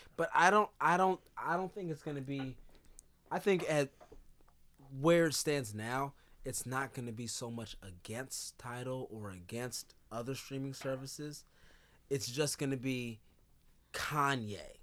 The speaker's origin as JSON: {"language": "English", "region": "California", "country": "United States", "also_born_or_lived": "Chicago", "moved": "yes", "said": "we're both from California."}